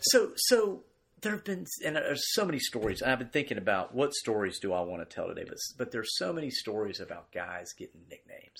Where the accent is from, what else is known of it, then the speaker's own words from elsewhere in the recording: Greensboro, North Carolina, United States; I grew up here in Greensboro